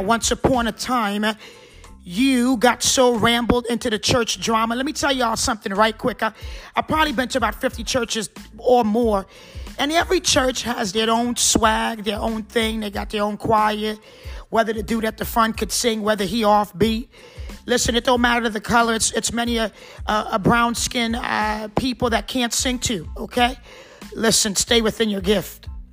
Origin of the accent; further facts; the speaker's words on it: New Jersey, United States; also born or lived in Trinidad; spent most of my life in New Jersey